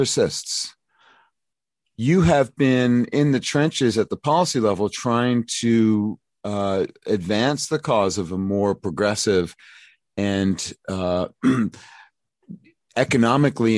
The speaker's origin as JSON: {"language": "English", "town": "New York City", "region": "New York", "country": "United States", "tie": "born or raised there", "said": "Brooklyn, my hometown."}